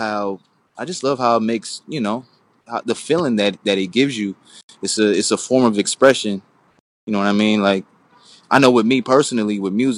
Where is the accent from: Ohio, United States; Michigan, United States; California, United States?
California, United States; Oakland; Oakland, California, the Bay Area.